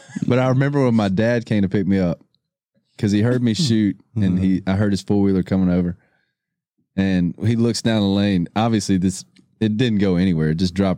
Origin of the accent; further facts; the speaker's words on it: Shreveport, Louisiana, United States; It's hard to not be raised in the outdoors growing up in Louisiana.